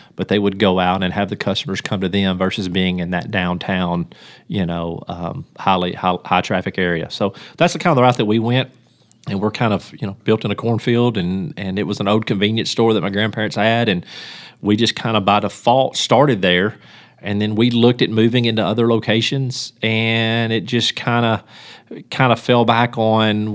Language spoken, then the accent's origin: English; Union City, Tennessee, United States; I'm from Union City and, and I, and lived here my whole life